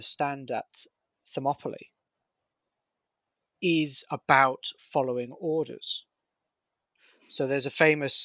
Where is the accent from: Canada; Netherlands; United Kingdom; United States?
United Kingdom; I'm a Brit